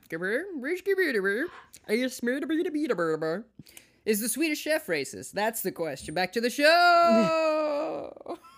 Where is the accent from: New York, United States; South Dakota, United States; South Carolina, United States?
South Dakota, United States; I'm from South Dakota